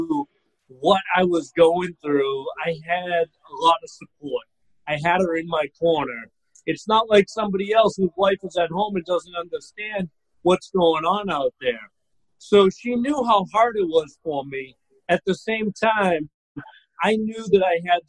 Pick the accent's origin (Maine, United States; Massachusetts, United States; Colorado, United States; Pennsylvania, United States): Massachusetts, United States; Boston; moved away as an adult; now in Florida, United States; originally I'm from Boston. I live in Florida now, like any smart Bostonian does when they come of age.